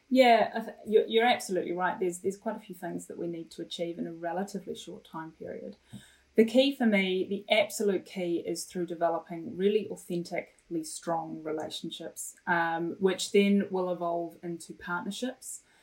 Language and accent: English; Wellington, New Zealand; also born or lived in Ipswich, England / Felixstowe, England; when I was ten years old, my family immigrated to New Zealand, uh, and we made Wellington our humble home. A beautiful, beautiful city, and a wonderful place to grow up in.